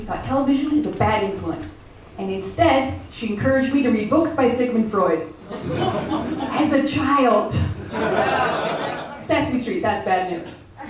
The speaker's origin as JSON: {"language": "English", "country": "Canada", "tie": "born or raised there", "moved": "as an adult", "lives_now": "United Kingdom", "said": "I'm Canadian."}